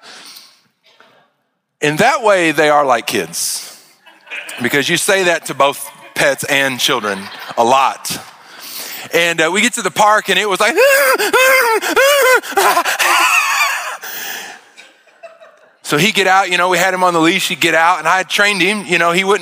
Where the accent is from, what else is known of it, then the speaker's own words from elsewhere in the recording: Arkansas, United States; moved away; I grew up in Arkansas out in the country